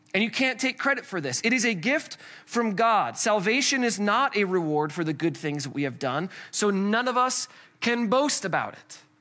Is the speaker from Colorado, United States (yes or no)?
yes; Colorado, United States; we're from Colorado